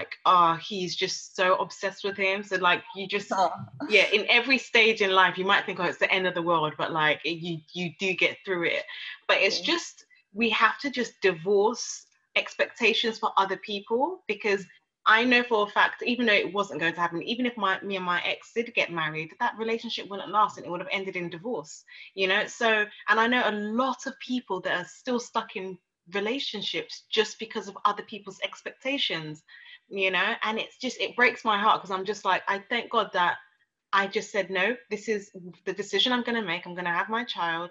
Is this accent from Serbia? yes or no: no; Nigeria; now in London, United Kingdom; I'm Nigerian, I'm African